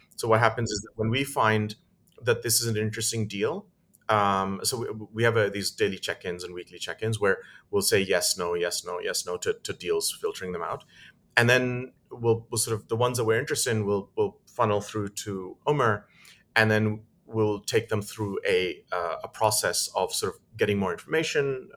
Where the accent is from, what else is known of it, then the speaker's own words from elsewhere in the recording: United Kingdom; moved away; also born or lived in Dubai; I'm British and my wife is German.